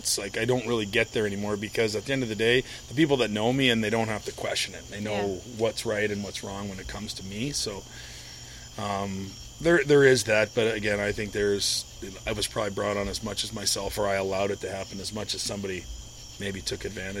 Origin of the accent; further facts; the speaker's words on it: St. Louis, Missouri, United States; for those in St. Louis, or not typically outside of the St. Louis area in my hometown